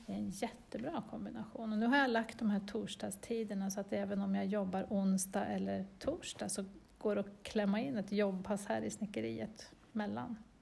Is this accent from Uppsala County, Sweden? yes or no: yes; Östervåla, Uppsala County, Sweden; jag är född i Östervåla. Så jag har bott här i nästan hela mitt liv